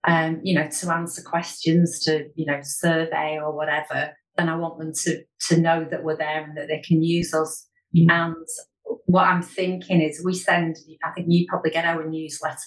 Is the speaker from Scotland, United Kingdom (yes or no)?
no; Chorley, North West England, United Kingdom; Chorley's my hometown